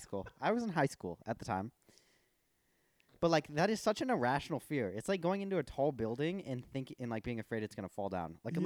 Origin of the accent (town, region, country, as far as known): Chicago, Illinois, United States; now in Los Angeles, United States